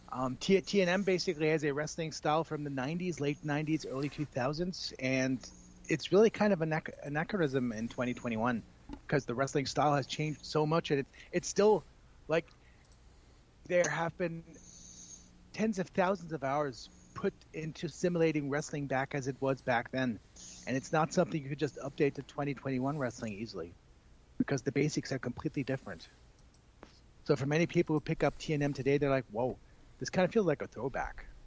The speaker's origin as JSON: {"language": "English", "town": "El Paso", "region": "Texas", "country": "United States", "tie": "born or raised there", "lives_now": "Germany", "said": "That's correct. I grew up in El Paso. My dad used to be stationed at Fort Bliss"}